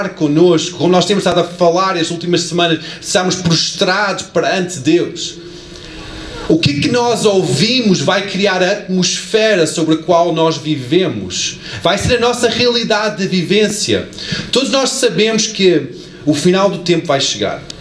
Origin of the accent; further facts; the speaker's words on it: United States; born there; da terra onde eu cresci, que eu nasci, não, não cresci bem, mas nasci, Estados Unidos